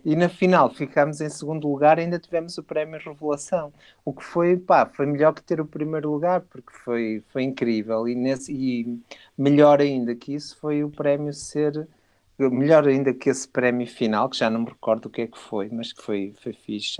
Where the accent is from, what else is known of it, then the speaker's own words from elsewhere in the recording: Porto, Norte, Portugal; now in Alentejo, Portugal; eu sou do Porto, atenção, mas já moro cá há muito tempo e já, e já me considero de cá quase.